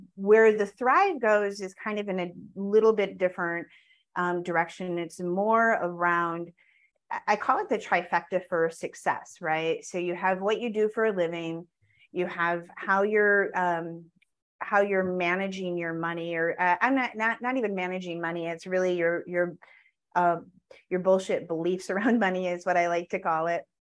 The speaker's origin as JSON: {"language": "English", "region": "Wisconsin", "country": "United States", "tie": "born or raised there", "said": "I grew up in Wisconsin"}